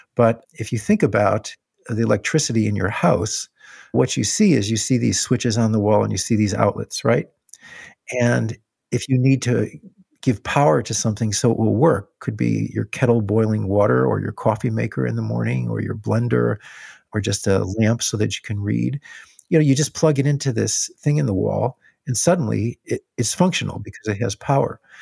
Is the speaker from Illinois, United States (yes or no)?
yes; Illinois, United States; where I grew up in Illinois